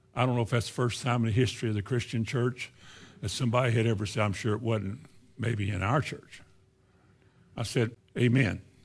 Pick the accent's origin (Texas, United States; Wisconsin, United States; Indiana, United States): Indiana, United States; moved away; also born or lived in Shelbyville / Florida; I grew up in Indiana